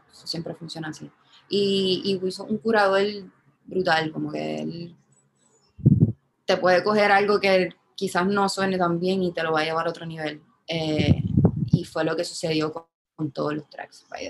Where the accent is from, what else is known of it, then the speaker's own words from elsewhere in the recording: San Juan, Puerto Rico; yo soy de Santurce